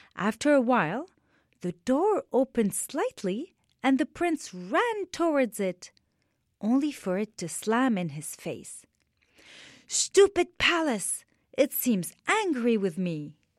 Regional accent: Beirut, Beirut Governorate, Lebanon; I am Lebanese. I was born in Beirut, Lebanon, and I was seven years old when the war started in my beautiful country

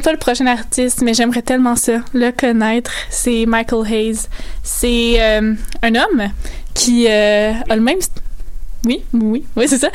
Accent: Saguenay, Quebec, Canada; On vient du Saguenay

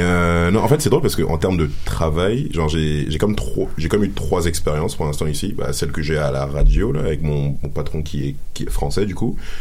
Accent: Cameroon; now in Quebec, Canada; je suis camerounais

